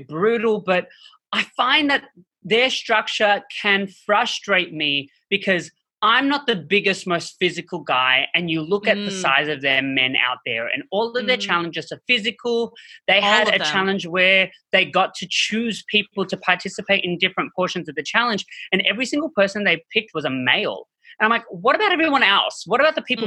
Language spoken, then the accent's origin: English; Australia; moved away